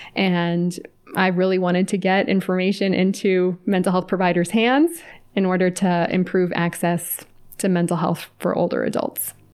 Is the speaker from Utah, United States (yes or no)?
no; California, United States; moved away as an adult; now in Atlanta, United States; I was raised in California and then moved to Atlanta, where I live now